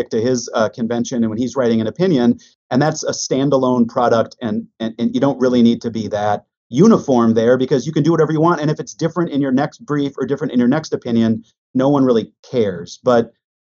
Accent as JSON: {"language": "English", "town": "Minnetonka", "region": "Minnesota", "country": "United States", "tie": "born or raised there", "accent": "Midwestern", "moved": "yes", "said": "I grew up in a western suburb of Minneapolis. So I'm a Midwesterner. Minnetonka, Minnesota"}